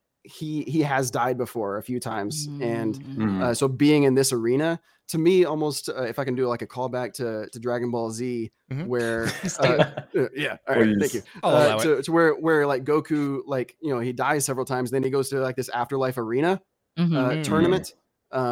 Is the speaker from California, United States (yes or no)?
no; Arkansas, United States; also born or lived in Tennessee; I'm from Arkansas and Tennessee